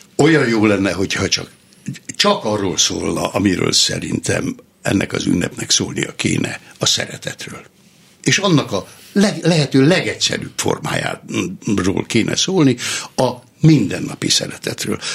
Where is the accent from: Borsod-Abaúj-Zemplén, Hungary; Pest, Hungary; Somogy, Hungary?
Somogy, Hungary; Somogytarnóca; moved away as an adult; also born or lived in Nikla; Somogyban, a szülőfalumban, Somogy-Tarnócán